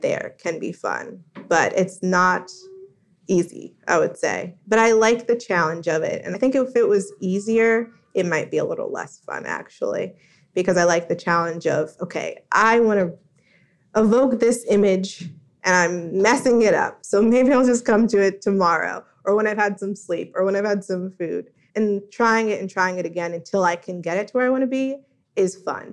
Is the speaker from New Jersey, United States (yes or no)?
yes; New Jersey, United States; moved away as an adult; now in Washington, D.C., United States; I grew up in New Jersey, of course, and not in the 1940s